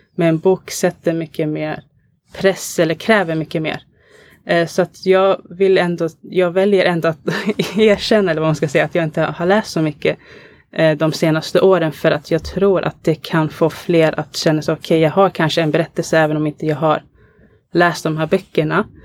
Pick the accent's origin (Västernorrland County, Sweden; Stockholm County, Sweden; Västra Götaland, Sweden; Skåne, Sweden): Stockholm County, Sweden; Alby; jag är uppvuxen i Alby